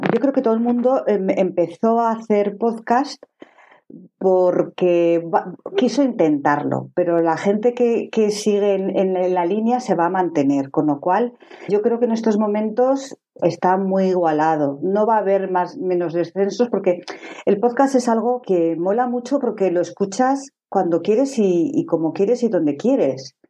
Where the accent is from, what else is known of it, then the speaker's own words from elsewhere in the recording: Zaragoza, Aragon, Spain; soy de Zaragoza